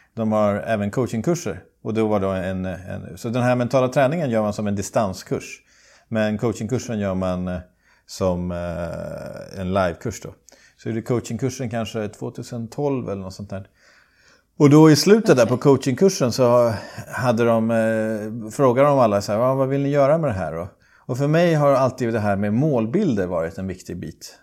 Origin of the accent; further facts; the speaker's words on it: Sweden; now in Dubai, United Arab Emirates; jag har vuxit upp i skärgården